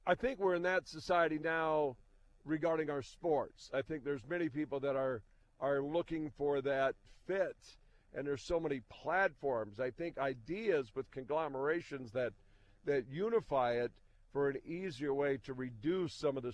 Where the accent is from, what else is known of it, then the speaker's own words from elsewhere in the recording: Williston, North Dakota, United States; when I was young, growing up in Williston